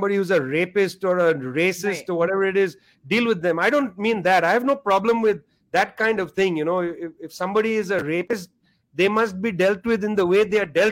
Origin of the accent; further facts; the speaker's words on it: India; I'm from India